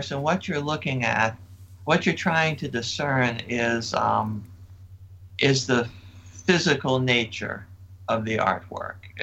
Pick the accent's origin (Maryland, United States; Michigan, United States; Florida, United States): Maryland, United States; Annapolis; I grew up in Annapolis